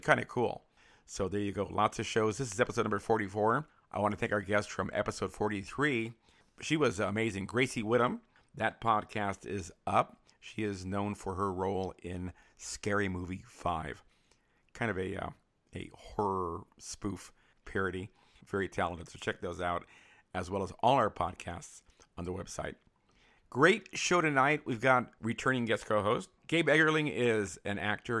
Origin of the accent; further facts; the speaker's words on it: San Francisco, California, United States; moved away; I grew up in San Francisco